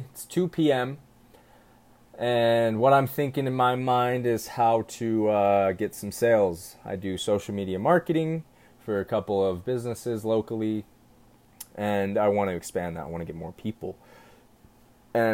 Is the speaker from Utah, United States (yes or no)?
yes; Utah, United States; I'm from Utah.